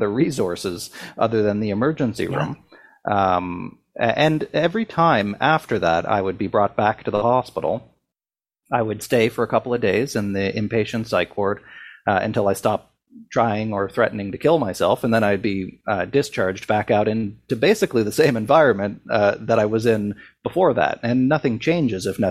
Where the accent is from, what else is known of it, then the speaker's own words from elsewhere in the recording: Sydney, Nova Scotia, Canada; a bridge in my hometown that stretched over an abandoned steel plant, which used to be the lifeblood of Sydney, Nova Scotia, but was largely abandoned by the time I was growing up.